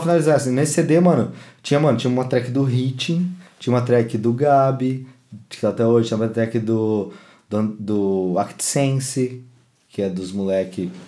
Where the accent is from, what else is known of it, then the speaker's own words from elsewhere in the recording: São Paulo, Brazil; eu nunca saí de São Paulo